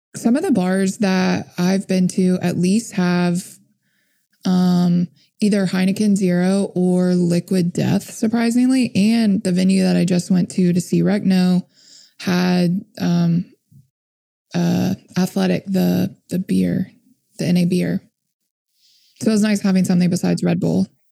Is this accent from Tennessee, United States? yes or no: yes; Memphis, Tennessee, United States; my hometown in Memphis